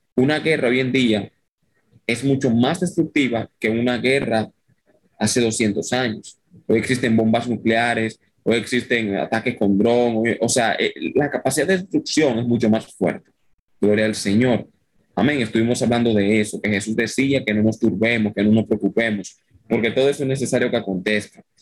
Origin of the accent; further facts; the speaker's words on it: Dominican Republic; soy dominicano, no soy venezolano ni colombiano